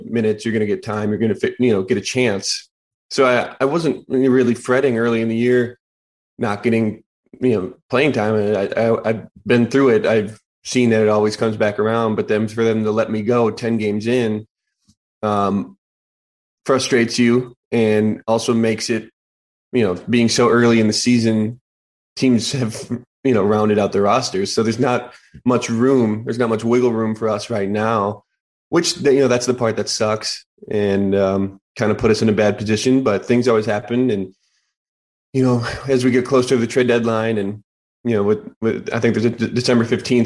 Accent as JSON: {"language": "English", "region": "Wisconsin", "country": "United States", "tie": "born or raised there", "said": "my home state team"}